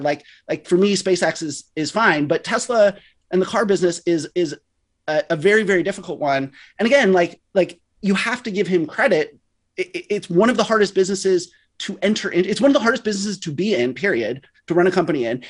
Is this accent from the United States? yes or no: yes; West Coast, United States; I grew up on the West Coast.